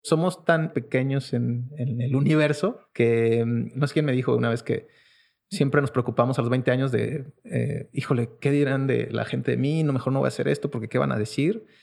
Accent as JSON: {"language": "Spanish", "region": "Querétaro", "country": "Mexico", "tie": "born or raised there", "also_born_or_lived": "Mexico City", "said": "pero crecí en la ciudad de Querétaro"}